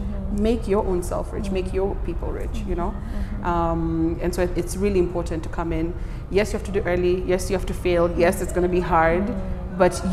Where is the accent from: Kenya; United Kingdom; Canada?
Kenya; moved away as an adult; also born or lived in Canberra, Australia; I need to be in my home country to do that, and that's Kenya.